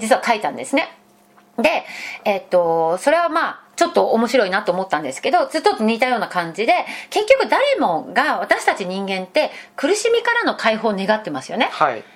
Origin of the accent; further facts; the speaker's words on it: Fukuoka, Japan; moved away; 私福岡出身